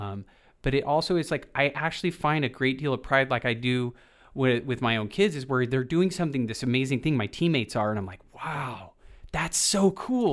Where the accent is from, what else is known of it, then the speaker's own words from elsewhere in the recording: Boise, Idaho, United States; I grew up in the Boise, Idaho